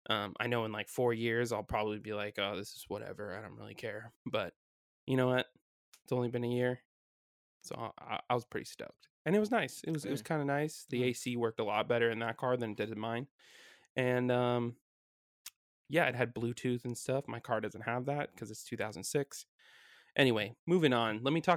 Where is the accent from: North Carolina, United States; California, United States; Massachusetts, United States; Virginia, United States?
California, United States; also born or lived in Washington; last week we came down from Washington back to my hometown, and we're back in California.